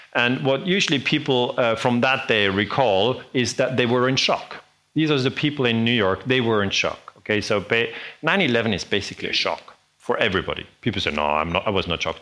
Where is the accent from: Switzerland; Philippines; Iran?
Switzerland; I'm from Switzerland